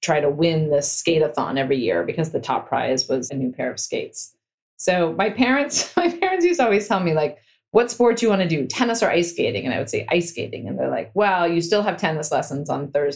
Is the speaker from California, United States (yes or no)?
yes; Stanford, California, United States; I grew up on Stanford campus